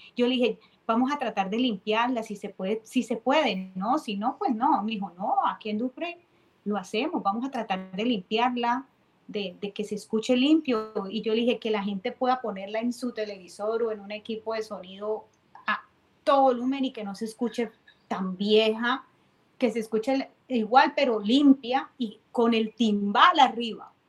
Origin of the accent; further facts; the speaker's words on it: Cali, Valle del Cauca, Colombia; now in Tampa, United States; soy de Cali, pero vivo en Tampa